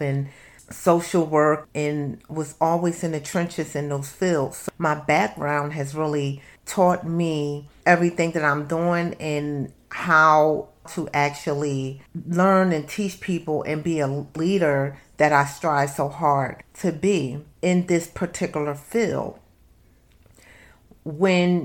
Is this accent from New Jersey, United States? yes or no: yes; Camden, New Jersey, United States; I'm from Camden, New Jersey.